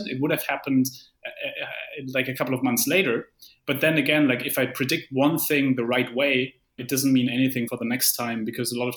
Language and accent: English; Germany; I come from Germany